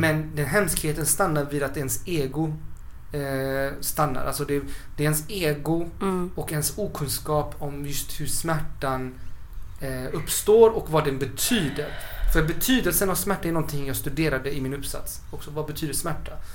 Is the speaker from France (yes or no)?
no; Chile; now in Sweden; vi i Chile